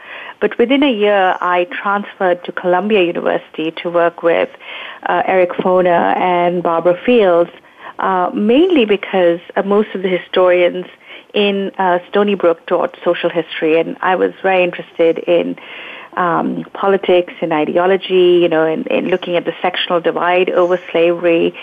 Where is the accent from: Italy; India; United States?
India; moved away; I was born in India